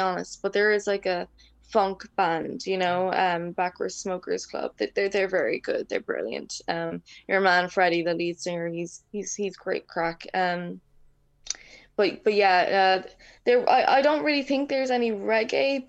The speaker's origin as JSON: {"language": "English", "town": "Waterford", "region": "Munster", "country": "Ireland", "tie": "born or raised there", "also_born_or_lived": "Dublin", "said": "I basically grew up in Waterford City, so it's in the south. I was born in Dublin, but I was raised here in Waterford most of my life"}